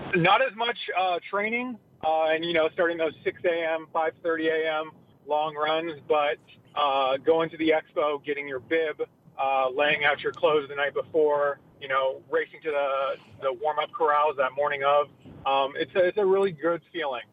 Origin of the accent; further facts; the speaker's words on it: San Diego, California, United States; also born or lived in Tarzana, California; I was born in Tarzana, grew up in San Diego